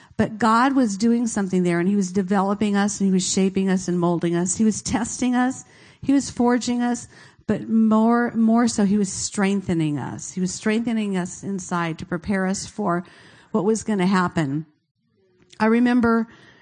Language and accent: English; Fremont, California, United States; moved away; I was raised in Fremont